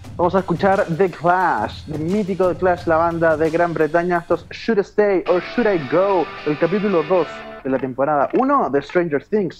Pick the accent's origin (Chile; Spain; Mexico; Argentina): Chile; now in New York, United States; Vuelvo a mi patria